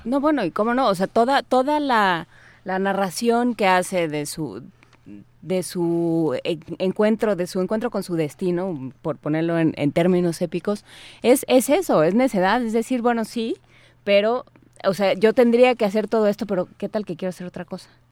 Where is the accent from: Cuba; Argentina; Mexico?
Mexico; nosotros los mexicanos